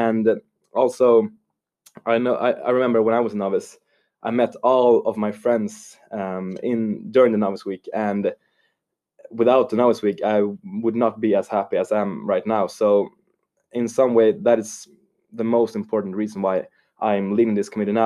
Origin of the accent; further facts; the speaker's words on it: Stockholm, Stockholm County, Sweden; moved away as an adult; now in Lund, Sweden; I come from Stockholm, from a suburb called Jakobsberg. So it's the hoods.